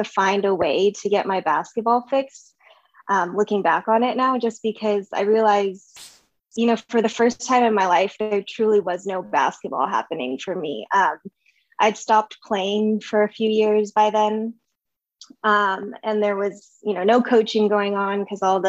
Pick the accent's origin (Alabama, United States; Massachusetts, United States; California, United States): California, United States; Sacramento; I was born and raised in Sac.